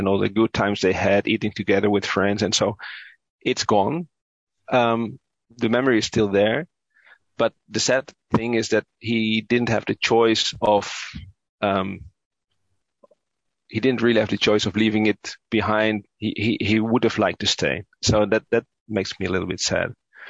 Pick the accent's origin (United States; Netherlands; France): Netherlands; Utrecht; I grew up in the Netherlands, but yeah, of course, my parents are from Indonesia